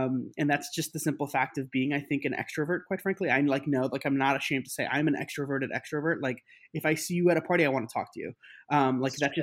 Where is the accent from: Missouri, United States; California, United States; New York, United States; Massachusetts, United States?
New York, United States; New York City; I grew up in New York City